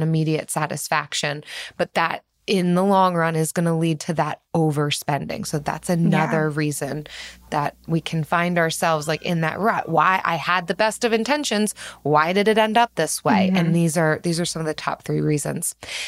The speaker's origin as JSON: {"language": "English", "town": "Philadelphia", "region": "Pennsylvania", "country": "United States", "said": "I'm from Philadelphia"}